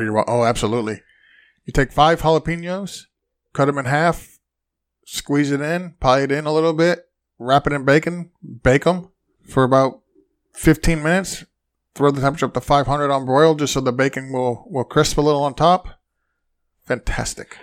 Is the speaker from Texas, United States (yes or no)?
no; Massachusetts, United States; now in Florida, United States; I was born in Massachusetts.